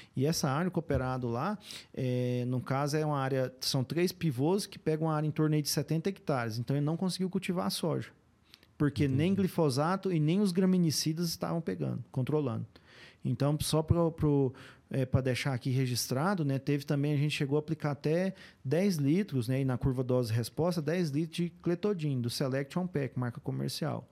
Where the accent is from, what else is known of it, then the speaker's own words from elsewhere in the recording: Indiara, Goiás, Brazil; Sou natural de Indiara, né? Mas fui criado mesmo ali na, nas fazendas ali ao redor